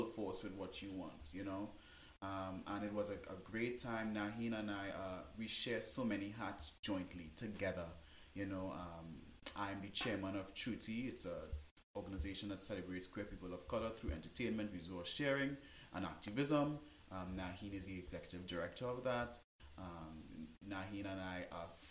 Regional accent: Trinidad & Tobago; moved away; I'm from Trinidad and Tobago

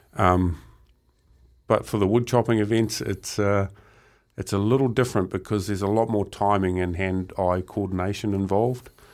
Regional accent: Murupara, Bay of Plenty, New Zealand; growing up in Murupara. It was quite a small town, um, strong logging community

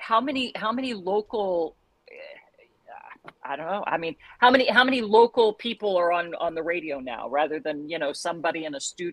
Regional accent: St. Joseph, Missouri, United States; moved away as an adult; also born or lived in Joplin, Missouri / Moline, Illinois / Miami, Florida; now in Cleveland, United States; I started in St. Joseph, Missouri, my hometown.

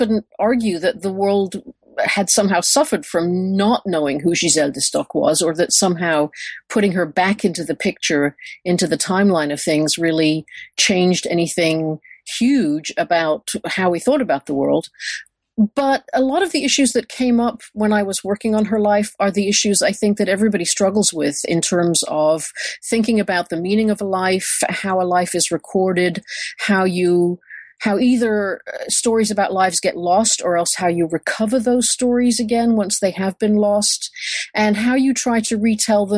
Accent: United Kingdom; moved away as an adult; also born or lived in Michigan, United States; now in Texas, United States; I grew up in Britain and I did my undergraduate work there

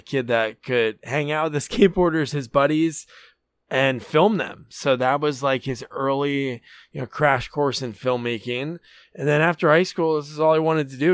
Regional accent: New Jersey, United States; also born or lived in Portland, Oregon; we're from New Jersey, but we lived in Portland for a few years

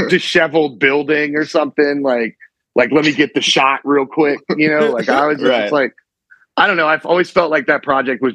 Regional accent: Virginia Beach, Virginia, United States; also born or lived in Richmond, Virginia; I'm from like Virginia Beach originally and then Richmond.

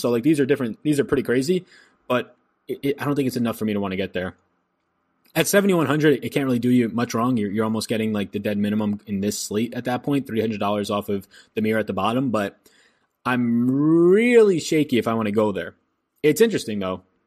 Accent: New York, United States; now in Wake County, North Carolina, United States; I'm from New York

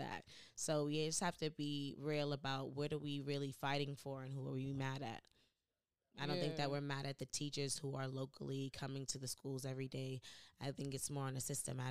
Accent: United States; I am American, but I was raised by Jamaicans

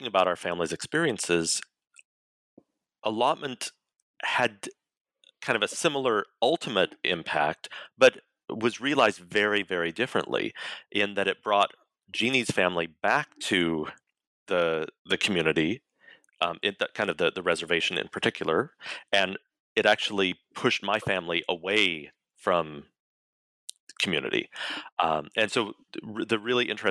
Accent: Colorado, United States; I was born and raised in Colorado

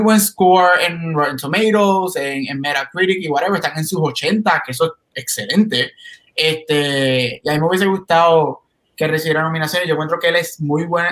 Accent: Puerto Rico; como todo boricua, ustedes saben que nosotros los boricuas somos mixtos de todo

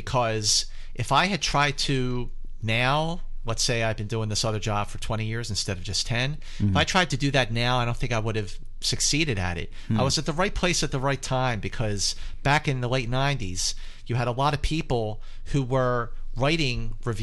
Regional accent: Philadelphia, Pennsylvania, United States; moved away as an adult; now in Los Angeles, United States; growing up in Philadelphia, my parents are great.

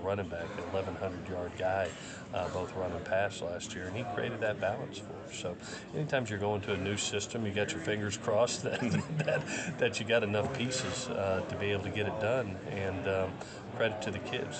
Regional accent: Southeast, United States; also born or lived in West Coast; now in Statesboro, United States; I grew up in the Southeast

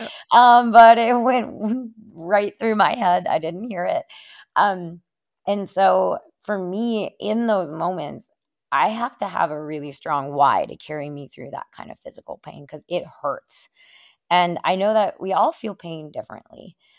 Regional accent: Afton, Minnesota, United States; moved away as an adult; now in Stratton, Vermont, United States; I'm originally from Minnesota

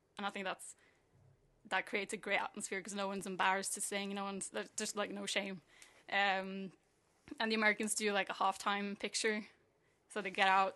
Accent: Norway; moved away; I'm from Norway.

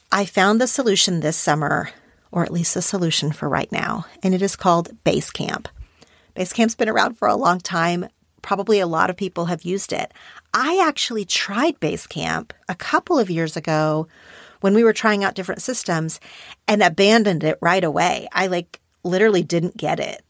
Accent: Oklahoma, United States; now in Los Angeles, United States; we're from this same tiny town in Oklahoma

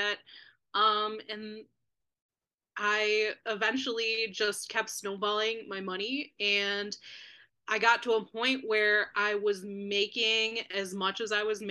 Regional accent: Cleveland, Ohio, United States; I grew up in Cleveland

